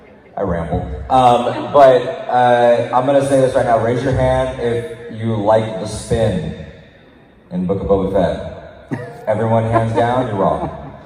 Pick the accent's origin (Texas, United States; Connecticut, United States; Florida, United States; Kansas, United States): Connecticut, United States; also born or lived in Puerto Rico (ancestry); I'm from Connecticut by way of Puerto Rico. My grandma came over.